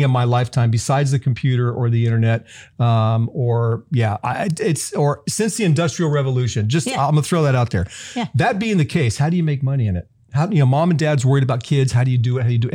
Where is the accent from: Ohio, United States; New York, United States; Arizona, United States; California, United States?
California, United States; Southern; I'm from Southern California. I grew up eating street tacos